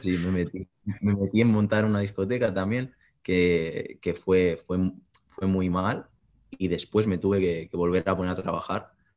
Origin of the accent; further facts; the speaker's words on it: Granollers, Catalonia, Spain; soy de Barcelona, un pueblecito muy cercano que se llama Granollers